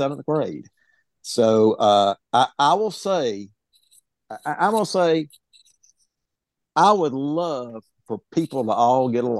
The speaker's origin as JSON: {"language": "English", "town": "Jackson", "region": "Mississippi", "country": "United States", "tie": "born or raised there", "said": "I grew up in Jackson, Mississippi"}